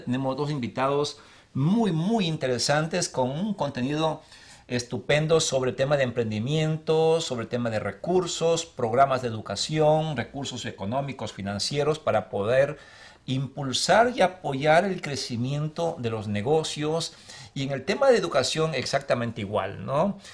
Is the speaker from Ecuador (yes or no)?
yes; Ecuador; now in Arizona, United States; en mi país Ecuador